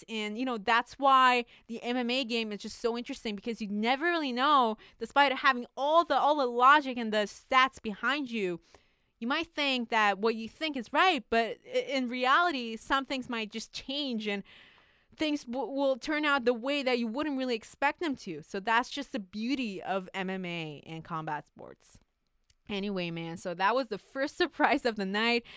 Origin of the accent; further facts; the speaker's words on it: Canada; as a Canadian